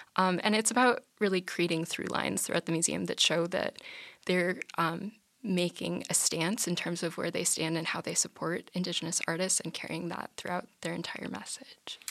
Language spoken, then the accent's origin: English; Grand Forks, North Dakota, United States; I'm from Grand Forks